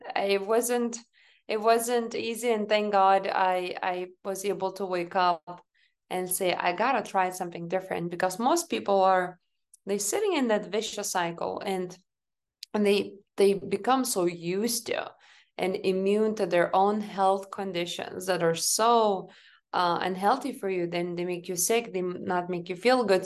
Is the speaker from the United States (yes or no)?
no; Lithuania; moved away; I grew up back home in Lithuania. So, you know, I was raised and born in this country